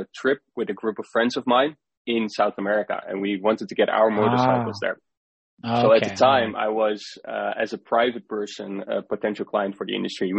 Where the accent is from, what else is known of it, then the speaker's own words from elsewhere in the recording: Netherlands; I grew up in the Netherlands as well.